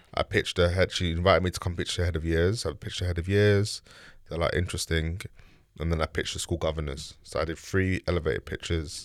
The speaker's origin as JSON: {"language": "English", "region": "London", "country": "United Kingdom", "tie": "born or raised there", "also_born_or_lived": "Bermondsey / Ladbroke Grove", "said": "I grew up in East London, Bricklayne, Shoreditch"}